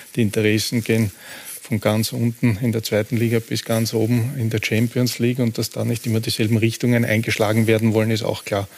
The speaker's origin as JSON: {"language": "German", "country": "Austria", "said": "bei uns in Österreich"}